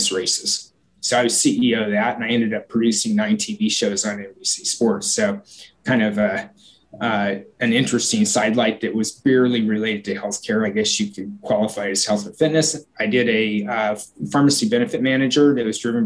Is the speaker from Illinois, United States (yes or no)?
no; Portland, Oregon, United States; my hometown of Portland